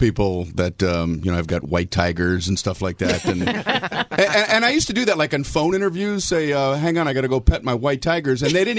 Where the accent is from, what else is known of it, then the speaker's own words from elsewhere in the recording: Miami, Florida, United States; moved away as an adult; also born or lived in Tiffin, Ohio; I grew up in Miami, Florida.